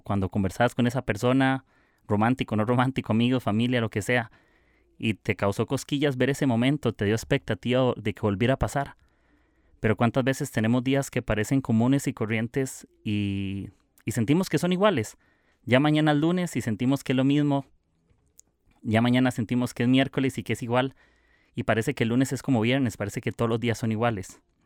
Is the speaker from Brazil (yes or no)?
no; Costa Rica; soy de Costa Rica